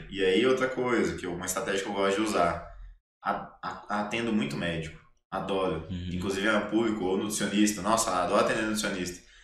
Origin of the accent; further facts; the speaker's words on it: Minas Gerais, Brazil; Então, assim, quando eu falo para ela que eu sou mineiro